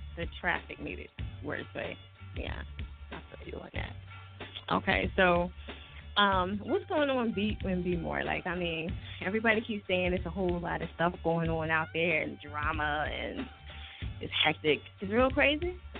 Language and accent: English; New Jersey, United States; I'm from Jersey